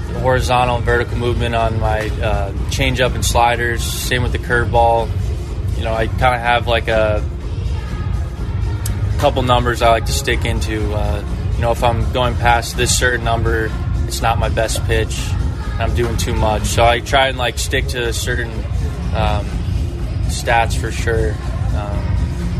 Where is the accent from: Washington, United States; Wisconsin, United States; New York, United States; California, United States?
New York, United States; my hometown